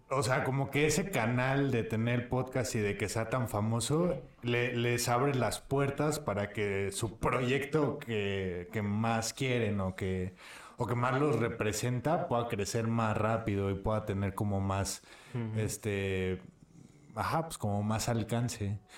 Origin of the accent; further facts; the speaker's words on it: Apatzingán, Michoacán, Mexico; es que soy de Michoacán.